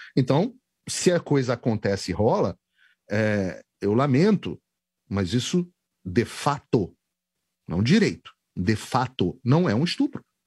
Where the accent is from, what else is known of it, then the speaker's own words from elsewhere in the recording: Rio de Janeiro, Brazil; now in United States; eu sou carioca